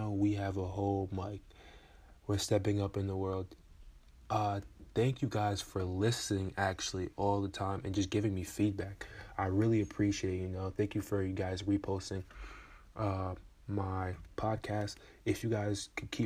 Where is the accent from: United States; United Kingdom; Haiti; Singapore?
Haiti; Port-au-Prince, Ouest; I was born in Port-au-Prince, Haiti